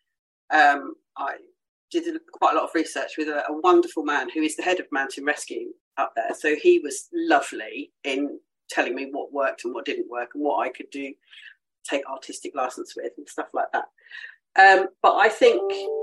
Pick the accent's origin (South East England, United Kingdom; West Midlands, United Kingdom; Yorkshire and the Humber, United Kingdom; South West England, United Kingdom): South West England, United Kingdom; Devon and Cornwall; also born or lived in Essex; now in Kent, United Kingdom; I grew up in the West Country. So my parents, I think when I was about 4 or 5, my parents moved from Essex down to Devon. So I grew up in Devon and Cornwall